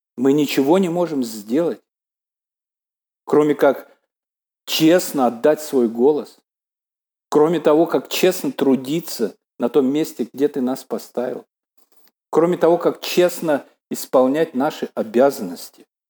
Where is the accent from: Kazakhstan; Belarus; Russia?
Belarus